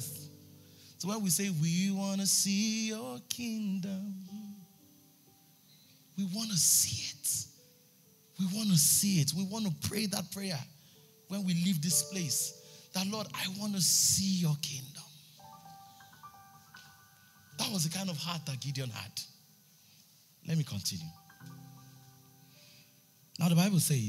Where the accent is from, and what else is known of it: Ijebu Ode, Ogun State, Nigeria